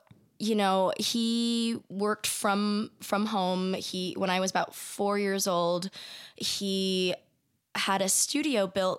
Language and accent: English; San Diego, California, United States; I grew up in San Diego.